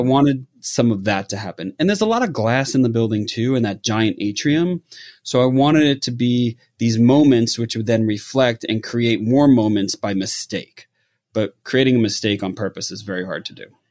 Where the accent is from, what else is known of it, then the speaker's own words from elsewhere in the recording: New York, United States; now in Los Angeles, United States; I grew up in New York